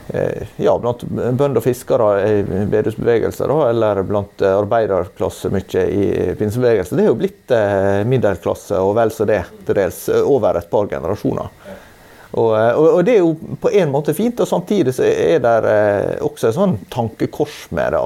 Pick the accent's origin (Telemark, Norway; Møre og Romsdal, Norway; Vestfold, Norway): Møre og Romsdal, Norway; Sunnmøre; jeg som sunnmøring syns at, at, selve topografien er jo litt, litt mer sånn avdempa og, og, mindre dramatisk da, enn det jeg er vant med i mine omgivelser